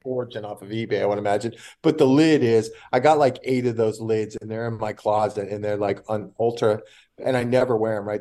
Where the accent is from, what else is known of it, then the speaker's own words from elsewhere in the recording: California, United States; I'm from California